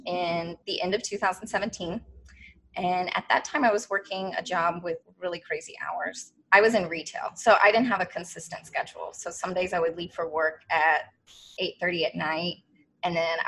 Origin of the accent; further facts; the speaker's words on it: Kentucky, United States; moved away as an adult; now in Washington, D.C., United States; I was raised in Kentucky